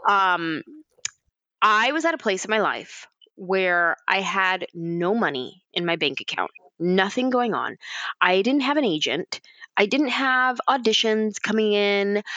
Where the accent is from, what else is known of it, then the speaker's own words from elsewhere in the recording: San Jose, California, United States; I'm from San Jose